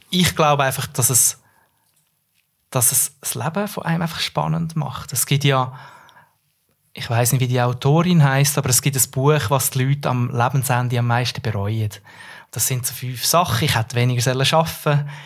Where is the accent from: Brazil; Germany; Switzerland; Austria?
Switzerland; Central Switzerland